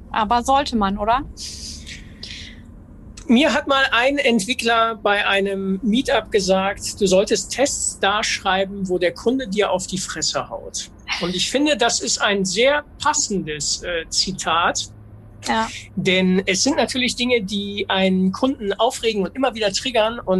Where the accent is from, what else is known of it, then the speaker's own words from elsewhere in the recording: Duisburg, North Rhine-Westphalia, Germany; ich komme aus Duisburg